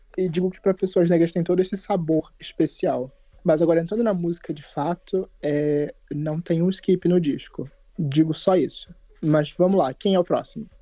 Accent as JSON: {"language": "Portuguese", "region": "Rio de Janeiro", "country": "Brazil", "said": "eu sou do Meyer"}